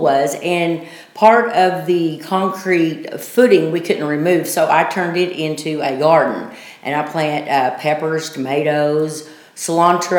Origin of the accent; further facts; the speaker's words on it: Clarksville, Arkansas, United States; also born or lived in Alabama; raised here in Clarksville. Went to school my whole life here in Clarksville.